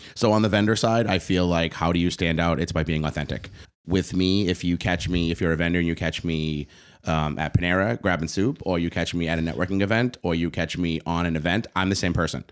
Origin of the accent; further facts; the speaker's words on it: Boston, Massachusetts, United States; I didn't go to school in East Boston where where I grew up